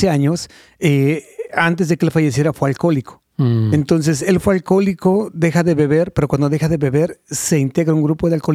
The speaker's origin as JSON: {"language": "Spanish", "town": "Ciudad Azteca", "region": "State of Mexico", "country": "Mexico", "tie": "born or raised there", "also_born_or_lived": "Guanajuato", "said": "Nací en Guanajuato, pero me crié en el Estado de México."}